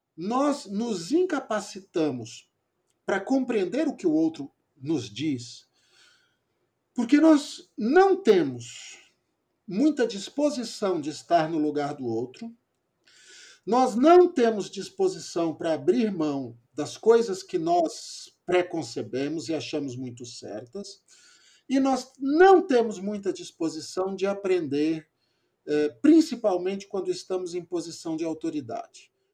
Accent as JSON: {"language": "Portuguese", "region": "São Paulo", "country": "Brazil", "also_born_or_lived": "Amazon", "moved": "yes", "said": "eu sou paulistano"}